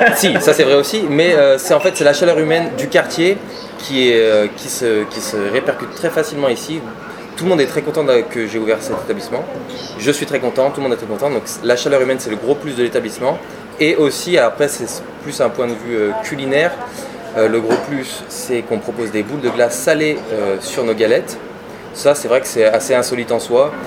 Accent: Lyon, Auvergne-Rhône-Alpes, France; je suis né à Lyon. J'ai des origines normandes, mais je suis né à Lyon. Je suis natif de Lyon.

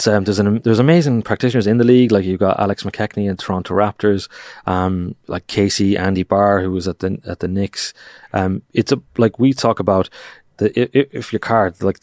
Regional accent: Ireland; which upsets me to say as an Irishman.

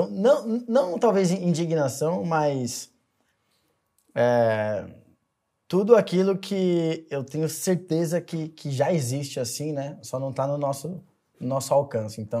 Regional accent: São Caetano do Sul, São Paulo, Brazil; born there; Bom, eu nasci no ABC Paulista, em São Caetano do Sul.

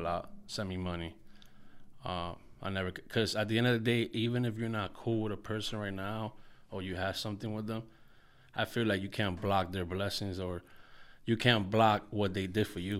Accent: Paterson, New Jersey, United States; I'm from Market Street, Patterson, New Jersey. That's the hood where I grew up when I was younger

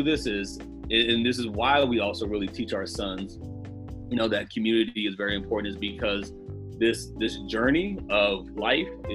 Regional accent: United States; as Black American fathers, as African American fathers

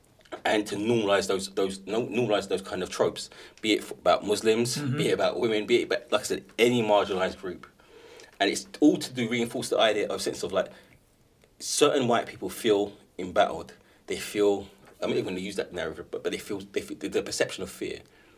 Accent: England, United Kingdom; for me, what makes me proud of being English and British is that it's a powerful history to be proud of.

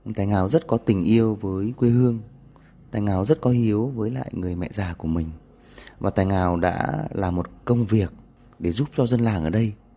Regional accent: Thượng Lâm, Lâm Bình, Tuyên Quang, Vietnam; moved away as an adult; also born or lived in Hanoi; quê hương Thượng Lâm, Lâm Bình của tôi

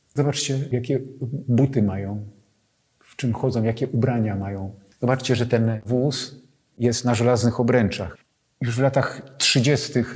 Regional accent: Sochaczew, Masovian Voivodeship, Poland; zacząłem szkołę podstawową w miasteczku powiatowym pod Warszawą, w Sochaczewie

